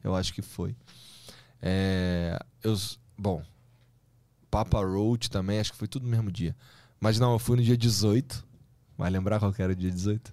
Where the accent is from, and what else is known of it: Rio de Janeiro, Brazil; now in São Paulo, Brazil